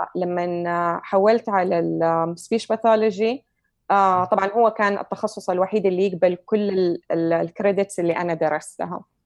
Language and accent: Arabic; Saudi Arabia; now in United States; عندنا في السعوديه